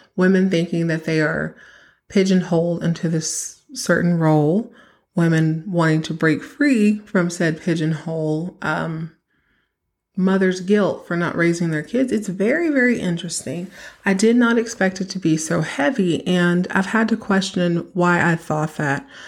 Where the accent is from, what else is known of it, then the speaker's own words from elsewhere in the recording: Texas, United States; I grew up in Texas